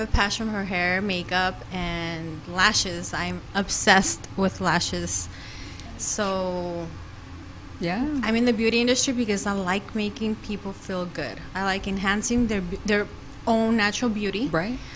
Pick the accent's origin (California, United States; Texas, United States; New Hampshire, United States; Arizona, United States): Arizona, United States; Phoenix; also born or lived in Durango, Mexico; raised here in Phoenix.